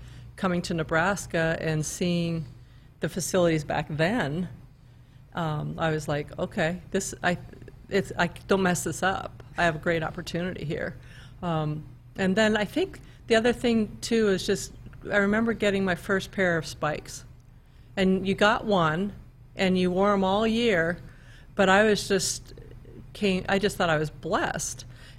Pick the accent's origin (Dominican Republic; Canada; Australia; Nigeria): Canada; now in United States; Well, I came from Canada, so I felt like the opportunity to even come to a university in the United States, that to me was